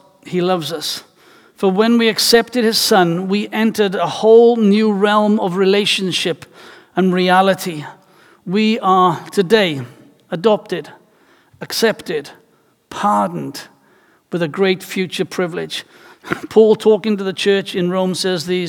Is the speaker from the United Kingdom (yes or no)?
yes; Wales, United Kingdom; as a Welshman whose life, culture, and tradition is rooted in music